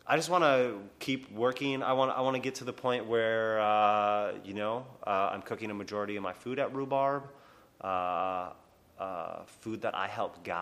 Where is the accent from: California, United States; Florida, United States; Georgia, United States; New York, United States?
New York, United States; Long Island; You're from Long Island. I'm from Long Island too, bro.